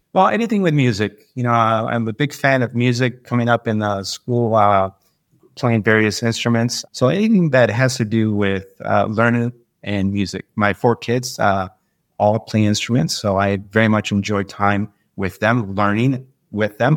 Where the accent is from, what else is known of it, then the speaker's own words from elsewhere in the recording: Detroit, Michigan, United States; moved away as an adult; now in Florida, United States; When I was young, I grew up in Detroit, came up through the, you know, uh, the city life a little bit